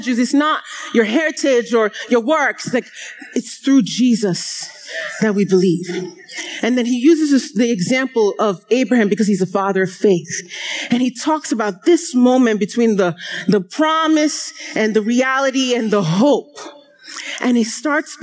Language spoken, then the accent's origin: English; Nigeria; moved away; growing up in Nigeria